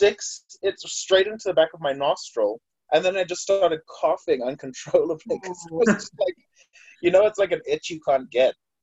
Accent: Harare, Zimbabwe; moved away as an adult; now in Utah, United States; I'm from Harare, Zimbabwe. I moved here in 2015

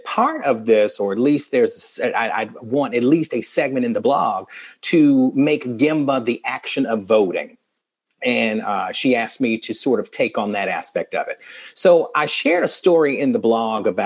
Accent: the South, United States; Growing up as a Southerner

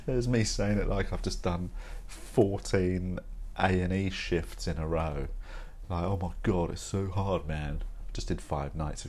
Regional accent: United Kingdom; as a British person

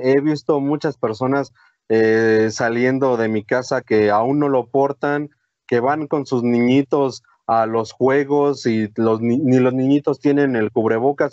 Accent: Mexico; recordamos lo que somos los mexicanos

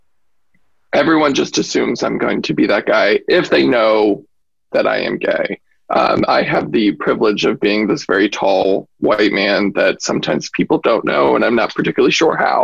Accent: Spotsylvania County, Virginia, United States; I grew up here in the Fredericksburg area in Spotsylvania

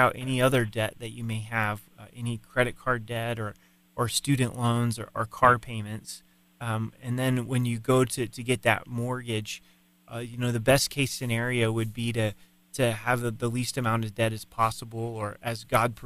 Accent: Colorado Springs, Colorado, United States; Colorado Springs is my hometown

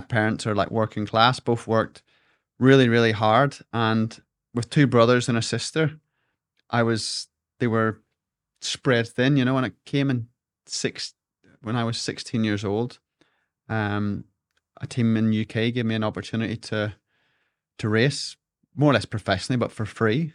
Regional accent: Larne, Northern Ireland, United Kingdom; I grew up in Dockside Alone

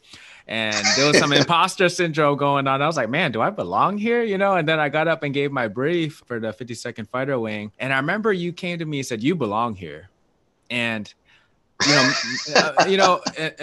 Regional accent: Washington, United States; you're in my home state. So, you know, I'm from the other side, though.

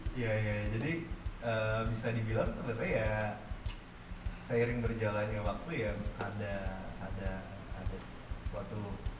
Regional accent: Java, Indonesia; gua dari Jawa

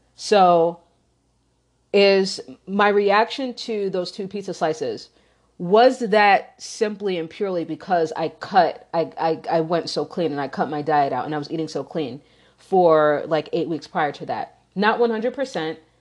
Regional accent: New York, United States; also born or lived in Chicagoland area; now in Chicago, United States; I grew up in New York

